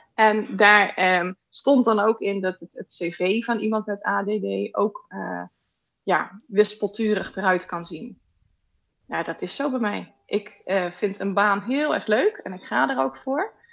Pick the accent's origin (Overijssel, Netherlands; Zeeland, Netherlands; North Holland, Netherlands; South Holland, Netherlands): South Holland, Netherlands; Rotterdam; now in Weert, Netherlands; Ik kom eigenlijk uit Rotterdam, een beetje bij jou uit de buurt. Maar eh, we zitten nu in het zuiden hier.